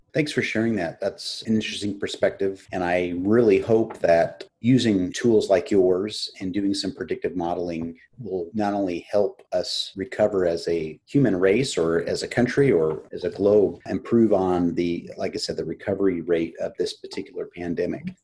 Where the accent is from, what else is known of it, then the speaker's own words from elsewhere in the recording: Kansas City, United States; I'm from the Kansas City area